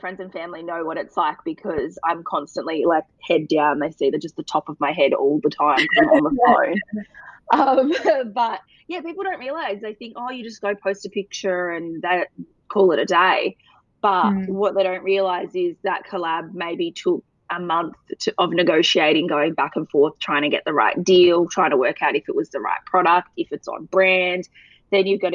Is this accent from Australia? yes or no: yes; Perth, Western Australia, Australia; moved away as an adult; also born or lived in Sydney; now in Melbourne, Australia; I'm a Perth gal, so I grew up on the West Coast and moved over to Melbourne about 7 years ago